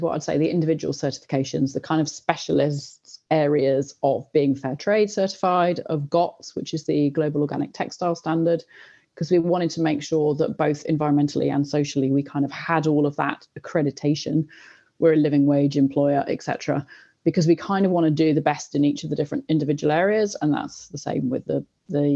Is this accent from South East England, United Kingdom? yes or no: yes; Oxford, South East England, United Kingdom; I grew up in Oxford. I was at school here.